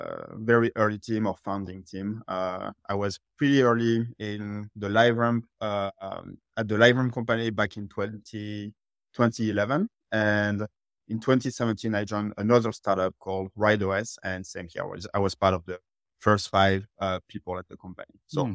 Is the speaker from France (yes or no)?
yes; France; English is a second language; now in United States; You can tell from my accent, I'm originally from France, but I've been living in the US for the past 12 years